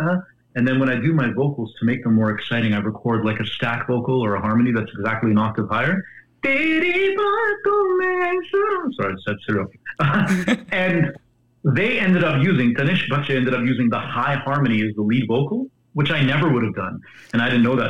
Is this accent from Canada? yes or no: yes; Calgary, Alberta, Canada; I grew up in Calgary where I was surrounded by country music.